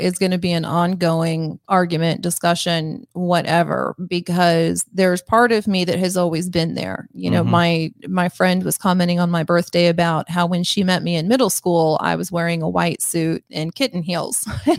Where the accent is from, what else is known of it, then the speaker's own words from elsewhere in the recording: Missouri, United States; accent: twang; You know, I'm from Missouri, but I should say Missouri. And there are times when my twang comes out a little bit more and times when I tuck it in.